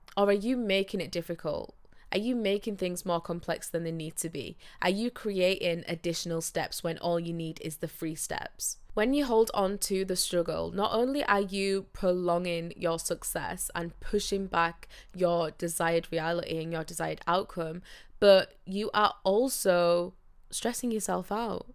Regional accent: Yorkshire and the Humber, United Kingdom; I am from Yorkshire, so I live up north

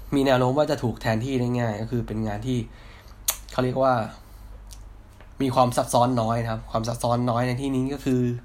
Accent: Hat Yai, Songkhla, Thailand; now in Bangkok, Thailand; ผมเป็นคนต่างจังหวัดนะ คือผมเป็นคนคนหัดใหญ่ครับ

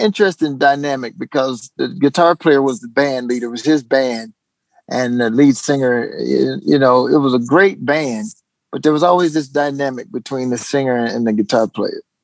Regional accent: Jefferson, Arkansas, United States; moved away as an adult; also born or lived in Los Angeles; I grew up in a little town called Jefferson, Arkansas

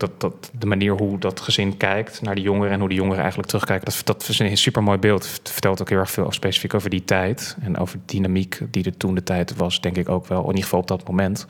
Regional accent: Krimpen aan den IJssel, South Holland, Netherlands; Ik kom van origine uit Krimp aan de IJssel. geboren getogen in Molukse wijk, Krimp aan de IJssel.

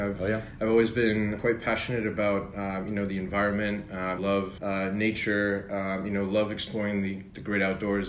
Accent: New Jersey, United States; moved away as an adult; also born or lived in Pennsylvania / New York; now in Paris, France; I was born in New Jersey, where I was raised until I went to school in Pennsylvania

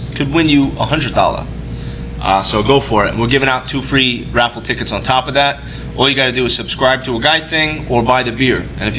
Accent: New York City, New York, United States; I'm from Brooklyn and the R's, I had to really hone in on that R

